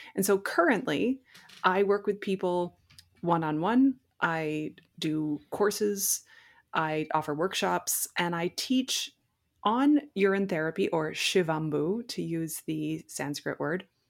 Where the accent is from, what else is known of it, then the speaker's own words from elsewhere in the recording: Prince Edward Island, Canada; I'm from Prince Edward Island in Canada.